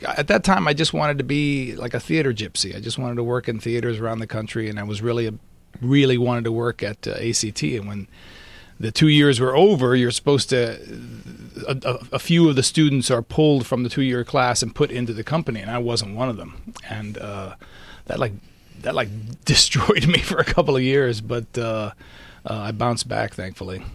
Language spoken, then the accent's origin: English; Miami, Florida, United States; moved away as an adult; now in Los Angeles, United States; I'm Cuban from Miami